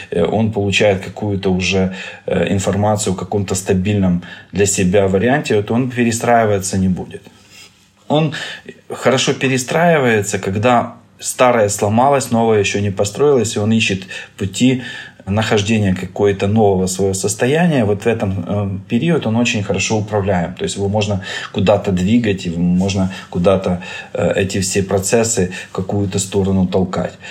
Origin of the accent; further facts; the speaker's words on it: Ukraine; я из Украины, я доктор-нейрохирург